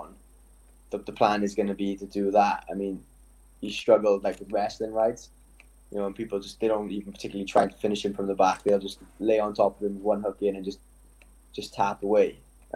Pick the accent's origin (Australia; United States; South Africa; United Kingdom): United Kingdom; Wales; we're Welsh